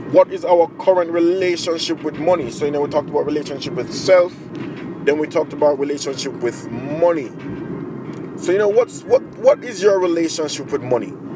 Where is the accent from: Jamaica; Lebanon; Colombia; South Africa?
Jamaica; moved away as an adult; now in Japan; I'm a Jamaican in Japan. I've been living here for mm, 11 years